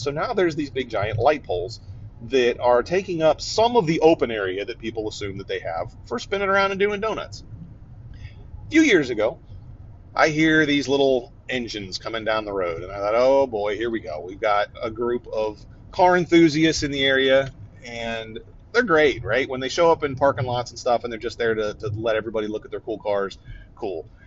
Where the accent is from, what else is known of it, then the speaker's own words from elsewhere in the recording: Northeast Ohio, United States; moved away; also born or lived in East Coast, southern US state; I grew up in Northeast Ohio, just on the southern edge of what we would call the lake effect snowbelt